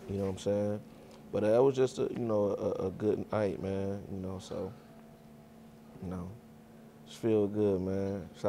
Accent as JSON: {"language": "English", "town": "Cleveland", "region": "Ohio", "country": "United States", "said": "I'm from Cleveland."}